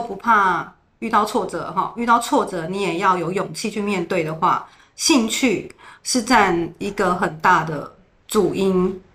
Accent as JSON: {"language": "Chinese", "region": "Taipei", "country": "Taiwan", "tie": "born or raised there", "moved": "as an adult", "lives_now": "Zhubei, Taiwan", "said": "我们在台北，我从小在台北长大"}